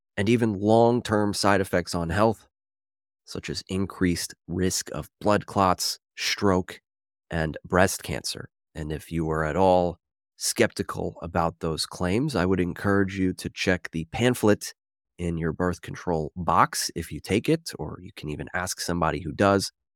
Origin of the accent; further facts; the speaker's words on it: Philadelphia, Pennsylvania, United States; I'm from Philadelphia